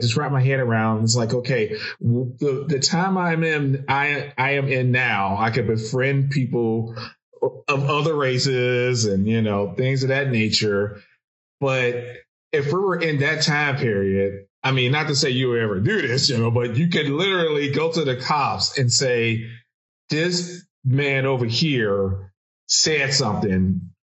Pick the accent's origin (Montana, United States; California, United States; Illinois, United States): Illinois, United States; Chicago; I'm from Chicago